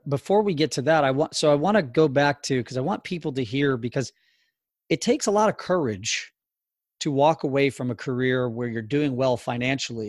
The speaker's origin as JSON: {"language": "English", "country": "United States", "tie": "born or raised there", "said": "I can remember as a kid, like here growing up in the United States"}